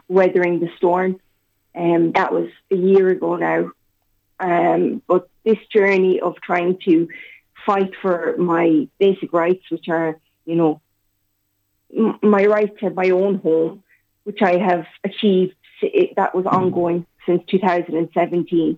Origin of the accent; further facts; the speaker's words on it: Castlebar, Connacht, Ireland; moved away as an adult; now in Sligo, Ireland; I'm originally from Castlebar, but I'm living in Sligo for the past 9 years